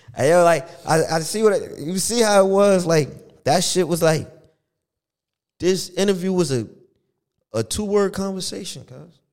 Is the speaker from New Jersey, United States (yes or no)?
yes; Elizabeth, New Jersey, United States; I'm from Elizabeth